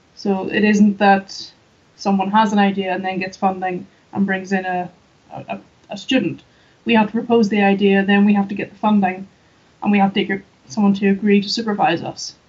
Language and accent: English; just outside Belfast, Northern Ireland, United Kingdom; I'm from Northern Ireland. So I grew up in just outside Belfast